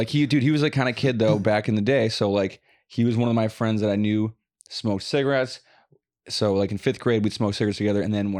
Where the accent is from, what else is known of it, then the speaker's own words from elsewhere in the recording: Wisconsin, United States; we're from Wisconsin.